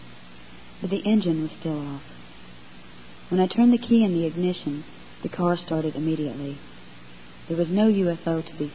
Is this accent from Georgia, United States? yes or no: yes; North Georgia, United States; also born or lived in Knoxville, Tennessee; now in East Tennessee, United States; I was born in Knoxville, Tennessee, and raised with my two brothers and two sisters in North Georgia.